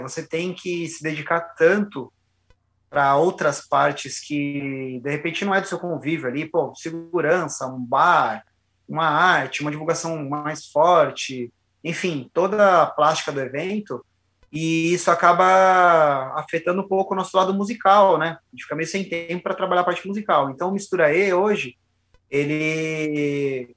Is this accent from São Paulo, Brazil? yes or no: yes; São Paulo, Brazil; moved away as an adult; now in Jundiaí, Brazil; eu sou de São Paulo, cara, sou da Zona Leste